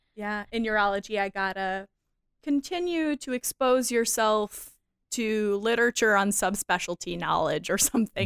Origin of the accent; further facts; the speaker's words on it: California, United States; As a Californian